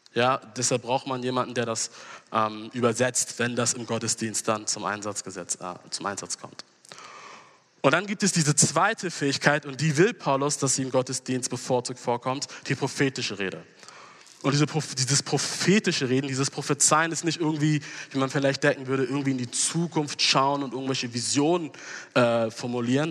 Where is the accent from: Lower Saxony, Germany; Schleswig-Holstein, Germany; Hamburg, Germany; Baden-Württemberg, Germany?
Hamburg, Germany; moved away; also born or lived in Gießen; ich komm aus Hamburg, aber wir haben in den letzten Jahren in Gießen gelebt